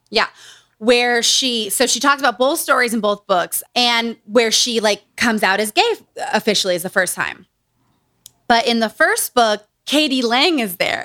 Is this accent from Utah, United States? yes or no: yes; Utah, United States; Growing up in Utah.